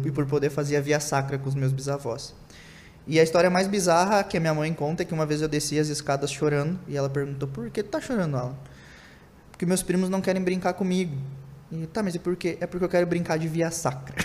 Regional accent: Santana do Livramento, Rio Grande do Sul, Brazil; lá do interior, do interior do Rio Grande do Sul, que né? Nascido numa cidade em fronteira lá

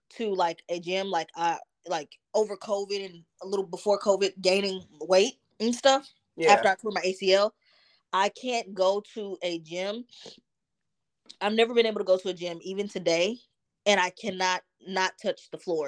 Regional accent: Dallas, Texas, United States; also born or lived in New Jersey; in the neighborhoods and where I grew up in Dallas

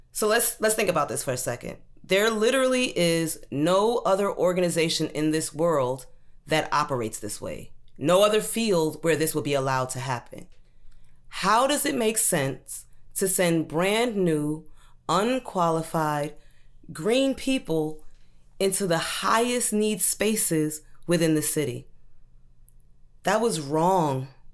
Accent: Brooklyn, New York, United States; also born or lived in Maryland; I grew up in Brooklyn.

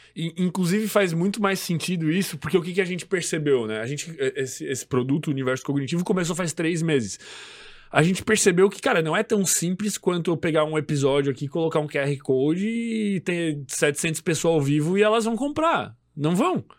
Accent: Florianópolis, Santa Catarina, Brazil; a gente é de Floripa

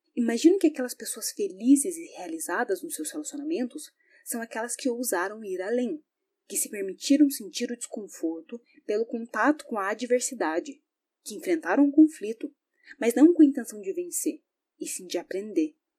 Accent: Brazil; sou brasileira

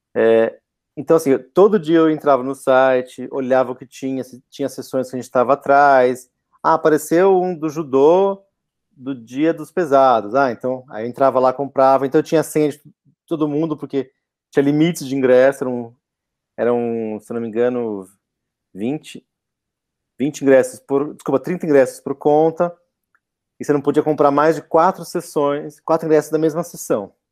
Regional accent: Brazil; mesmo sendo brasileiro

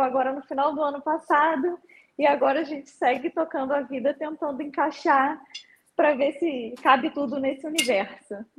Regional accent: Rio de Janeiro, Brazil; eu sou do Rio de Janeiro

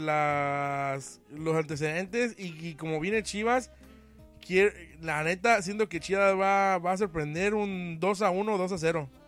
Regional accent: Mexico; así somos los mexicanos

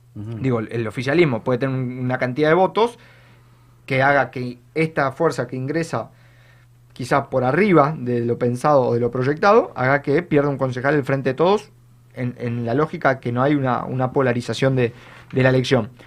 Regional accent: San Isidro, Buenos Aires Province, Argentina; yo, que soy de, de San Isidro

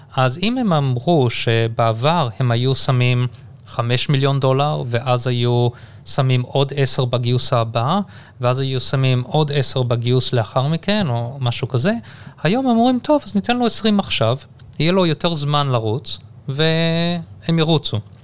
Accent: Durban, KwaZulu-Natal, South Africa; accent: South African; moved away as an adult; also born or lived in Haifa, Israel / Johannesburg, South Africa / United States / England; now in Israel; וגדלתי בדרום אפריקה

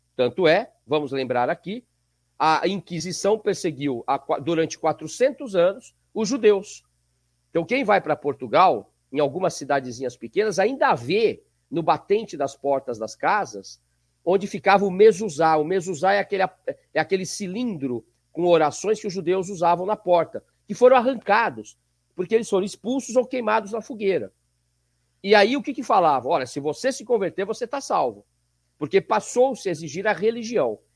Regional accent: São Paulo, Brazil; nasci em São Paulo

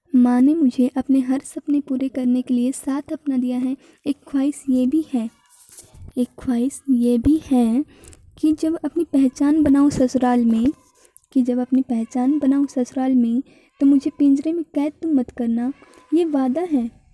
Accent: Haryana, India; मैं हरियाणा से बिलोंग करती हूँ

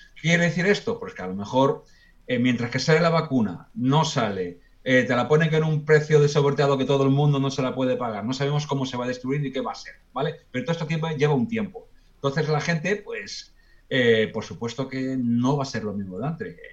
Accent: Spain; somos los españoles muy afectosos somos muy cariñosos

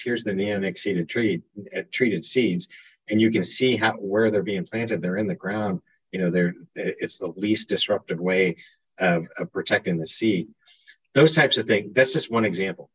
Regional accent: Kansas, United States; moved away as an adult; now in Washington, D.C., United States; I'm originally from Kansas.

